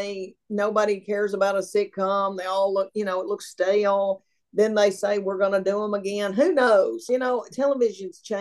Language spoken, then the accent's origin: English; outside of Nashville, Tennessee, United States; I was raised outside of Nashville